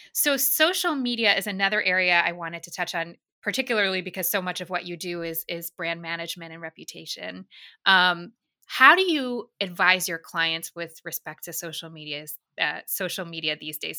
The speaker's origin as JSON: {"language": "English", "town": "New York City", "region": "New York", "country": "United States", "said": "As a New Yorker"}